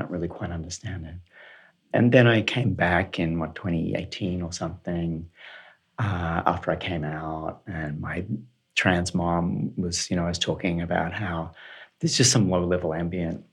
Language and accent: English; Australia; moved away; I'm from Australia, and in Sydney we had what we called doof rather than techno